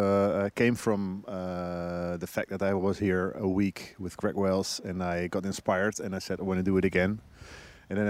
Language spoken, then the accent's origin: English; Netherlands; also born or lived in Amsterdam; I'm from Holland. I live in Amsterdam